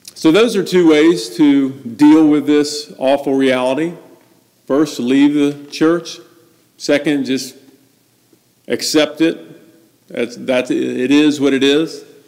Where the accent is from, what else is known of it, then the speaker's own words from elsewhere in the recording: Atlanta, Georgia, United States; I was born in the Deep South in Atlanta, Georgia, born in the Bible Belt